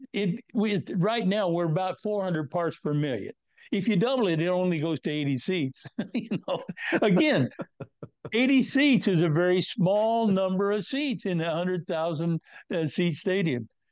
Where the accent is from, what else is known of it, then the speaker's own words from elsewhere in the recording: Northwest Kansas, United States; I was born and raised in Northwest Kansas in a very strong Christian environment.